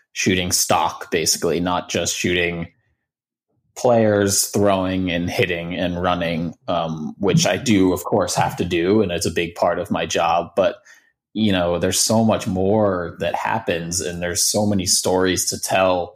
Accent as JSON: {"language": "English", "town": "Baltimore", "region": "Maryland", "country": "United States", "tie": "born or raised there", "moved": "yes", "lives_now": "Boston, United States", "said": "So I grew up in Baltimore, outside of Baltimore."}